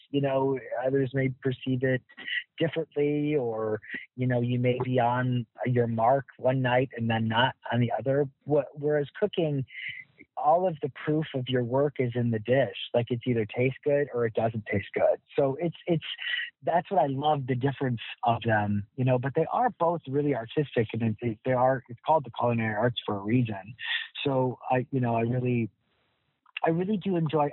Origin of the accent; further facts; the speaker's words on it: Michigan, United States; now in New York City, United States; I'm a Midwest guy too. I'm from Michigan